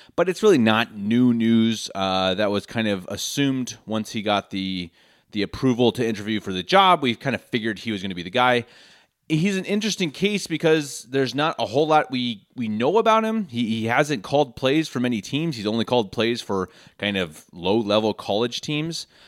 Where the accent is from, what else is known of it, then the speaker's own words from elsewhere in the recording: Denver, Colorado, United States; moved away as an adult; now in Munich, Germany; born and raised in Denver, Colorado